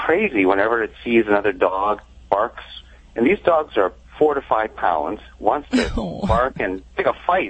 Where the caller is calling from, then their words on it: Santa Barbara, California, United States; Santa Barbara, California.